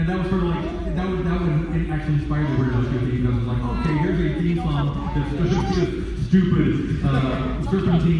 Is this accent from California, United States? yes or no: yes; Lynwood, California, United States; I grew up in Linwood, which is not Hollywood, but I mean, it's close enough